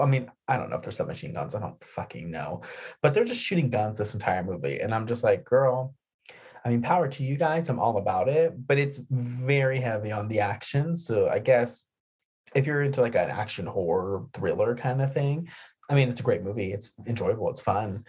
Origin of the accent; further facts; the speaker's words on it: New Mexico, United States; growing up near the Texas border in New Mexico